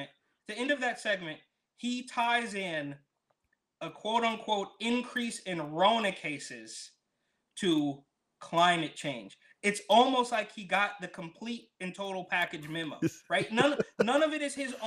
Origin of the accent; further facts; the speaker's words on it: San Francisco Bay Area, California, United States; moved away as an adult; now in Florida, United States; growing up in the Bay Area, where not very many people have